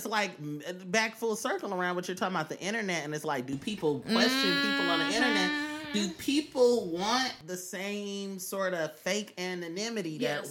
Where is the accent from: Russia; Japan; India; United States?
United States; New York; I'm from the Washington Heights, and I'm, I'm cool, and I'm Puerto Rican.